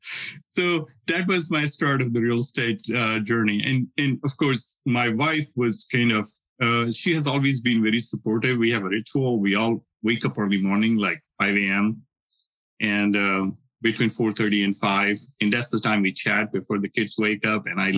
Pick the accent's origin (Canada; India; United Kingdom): India; moved away as an adult; I learned Sanskrit growing up in India